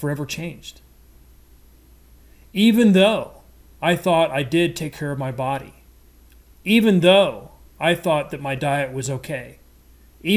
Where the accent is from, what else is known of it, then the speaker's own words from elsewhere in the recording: Midwest, United States; I'm a Midwesterner, grew up on red meat and potatoes